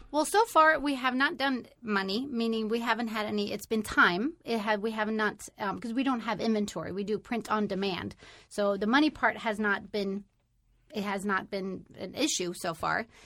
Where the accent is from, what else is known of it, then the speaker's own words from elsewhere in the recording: Sweden; now in United States; I am originally from Sweden